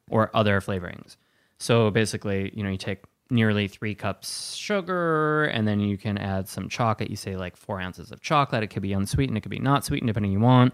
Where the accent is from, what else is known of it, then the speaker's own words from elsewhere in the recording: Wisconsin, United States; I grew up in Wisconsin